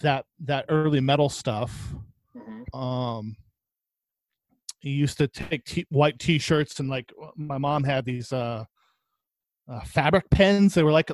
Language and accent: English; Oxnard, California, United States; Yeah, in Southside.